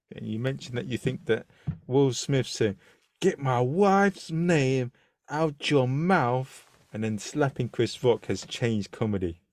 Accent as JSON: {"language": "English", "region": "London", "country": "United Kingdom", "said": "as a Londoner"}